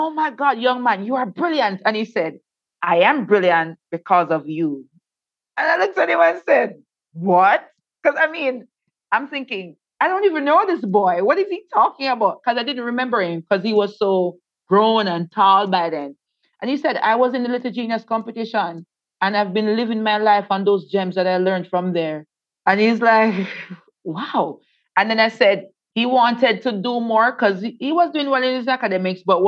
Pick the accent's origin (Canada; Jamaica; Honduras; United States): Jamaica; Saint Thomas Parish; born or raised there